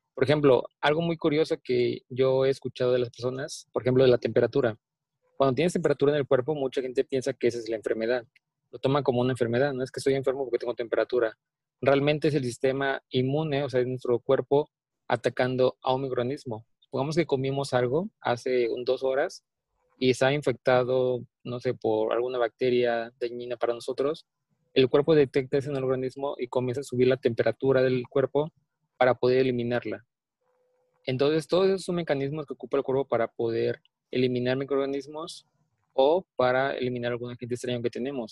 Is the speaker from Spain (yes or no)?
no; Mexico; soy orgullosamente mexicano